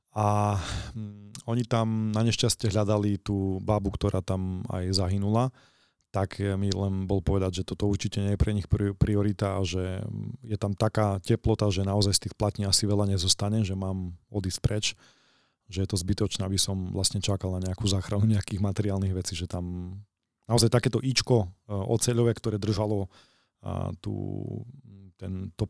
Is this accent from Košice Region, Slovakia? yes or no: yes; Košice, Košice Region, Slovakia